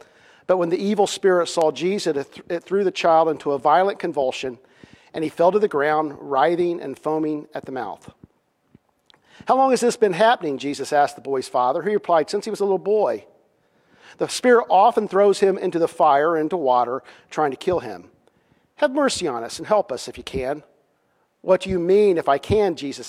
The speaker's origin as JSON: {"language": "English", "region": "Indiana", "country": "United States", "also_born_or_lived": "Kansas", "said": "I would say, well, I'm from Indiana, even though it's been many years since I lived in Indiana. I'm a Hoosier"}